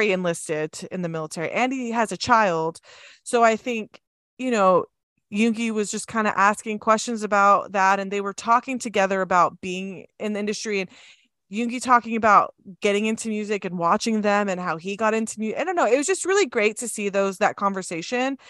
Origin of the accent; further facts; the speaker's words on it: Southern California, United States; now in Utah, United States; I grew up in Southern California